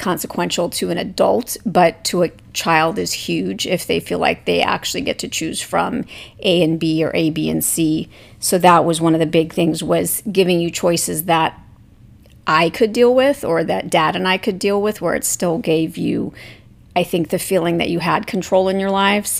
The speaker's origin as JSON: {"language": "English", "region": "Hawaii", "country": "United States", "tie": "born or raised there", "also_born_or_lived": "Arizona", "moved": "as an adult", "said": "I grew up in Hawaii and eventually moved from Hawaii to Arizona partway through college."}